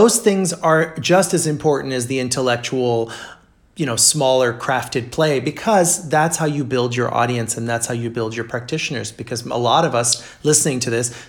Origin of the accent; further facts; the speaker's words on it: Brazil; moved away; I grew up in Brazil